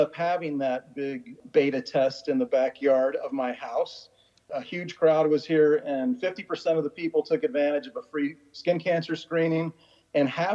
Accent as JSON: {"language": "English", "region": "Florida", "country": "United States", "tie": "born or raised there", "moved": "yes", "lives_now": "Washington, D.C. area, United States", "said": "growing up in Florida"}